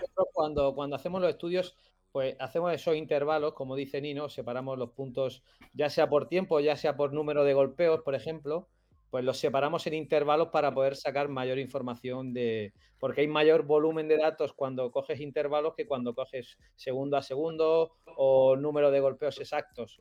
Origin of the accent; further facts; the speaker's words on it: Lorca, Region of Murcia, Spain; moved away as an adult; now in Extremadura, Spain; Yo eh, soy de Murcia, de Lorca, pero pero me vine a estudiar a Extremadura Ciencias del Deporte